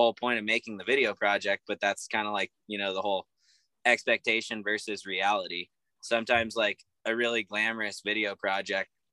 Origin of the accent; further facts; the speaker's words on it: Shaver Lake, California, United States; moved away; my hometown of Shaver Lake